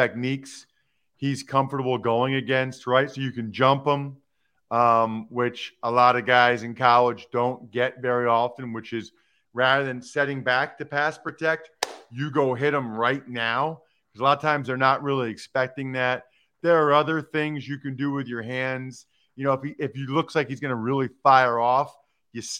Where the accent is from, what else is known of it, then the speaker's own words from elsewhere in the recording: Reading, Pennsylvania, United States; I'm from Reading, grew up a diehard Eagles fan